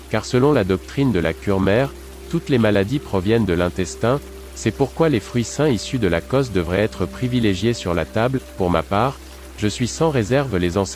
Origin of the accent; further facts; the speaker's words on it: Stuttgart, Baden-Württemberg, Germany; Dans ma ville natale de Stuttgart, les lentilles avec spätzle sont depuis longtemps un plat rassasiant pour les moins fortunés, un plat de pauvres qui a acquis une certaine notoriété.